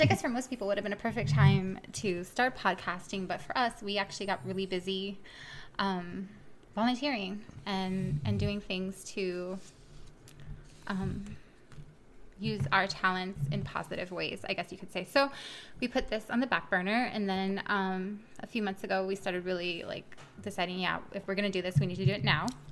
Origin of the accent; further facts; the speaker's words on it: Miami, Florida, United States; moved away; I'm from originally from Miami, Florida.